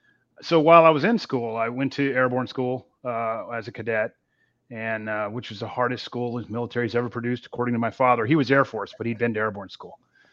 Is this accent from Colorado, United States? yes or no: no; Texas, United States; also born or lived in Okinawa, Japan; And I grew up in Texas, in a small town in Texas. Well, it was a small town. Now it's basically a suburb of Houston.